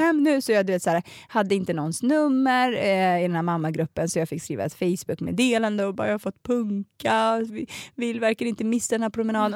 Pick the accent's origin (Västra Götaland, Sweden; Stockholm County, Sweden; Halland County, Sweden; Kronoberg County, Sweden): Stockholm County, Sweden; Botkyrka; jag är uppvuxen i Alby som är en jätteliten förort